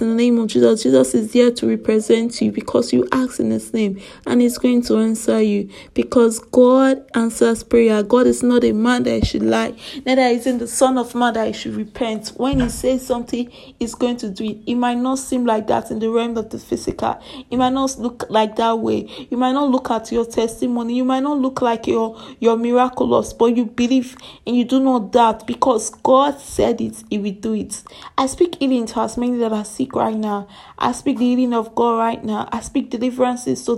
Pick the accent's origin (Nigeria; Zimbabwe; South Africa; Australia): Nigeria; I am from Nigeria